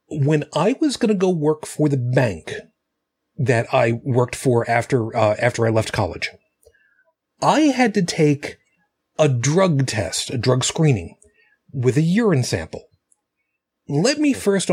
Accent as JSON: {"language": "English", "town": "New York City", "region": "New York", "country": "United States", "tie": "born or raised there", "said": "my hometown"}